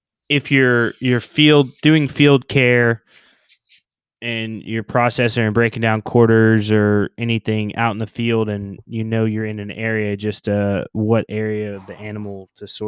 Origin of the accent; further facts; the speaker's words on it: Pennsylvania, United States; into Pennsylvania, into my hometown